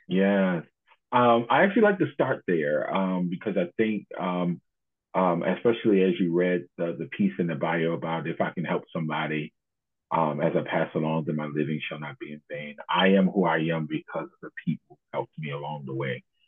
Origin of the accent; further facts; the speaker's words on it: Baltimore, Maryland, United States; I grew up in Baltimore